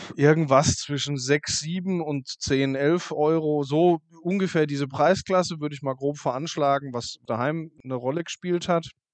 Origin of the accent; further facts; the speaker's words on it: Kaiserstuhl, Baden-Württemberg, Germany; vom Weingut Pix am Kaiserstuhl, also aus meiner Heimat